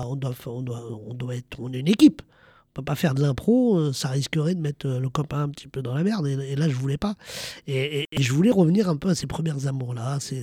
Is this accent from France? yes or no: yes; France; Je suis un Français d'origine marocaine qui est fier de ses origines, qui est fier du Maroc